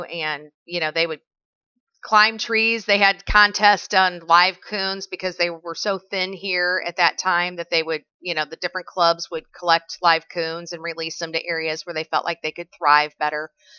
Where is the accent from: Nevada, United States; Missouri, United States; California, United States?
Missouri, United States; House Springs; also born or lived in DeSoto, Missouri; So I grew up in House Springs, Missouri, and ironically, I still work there for the school district at the bottom of the hill where I went to high school.